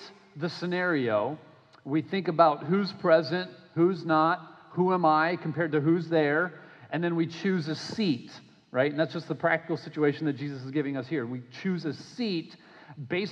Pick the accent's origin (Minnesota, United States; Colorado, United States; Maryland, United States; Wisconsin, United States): Minnesota, United States; now in Florida, United States; I grew up in Minnesota playing hockey. I live now in Florida and I play hockey